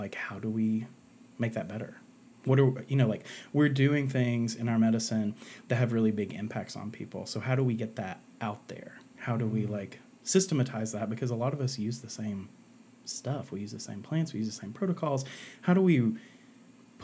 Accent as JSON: {"language": "English", "town": "Asheville", "region": "North Carolina", "country": "United States", "tie": "born or raised there", "said": "I'm from Asheville, North Carolina."}